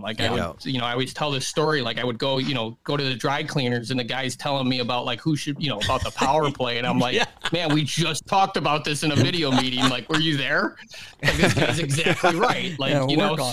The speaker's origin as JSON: {"language": "English", "town": "Chicago", "region": "Illinois", "country": "United States", "said": "I'm from Chicago"}